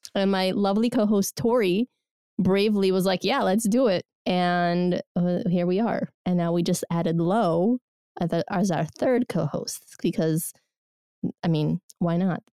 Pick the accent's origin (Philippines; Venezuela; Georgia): Georgia; moved away; also born or lived in Soviet Union; I'm from Georgia Republic o, originally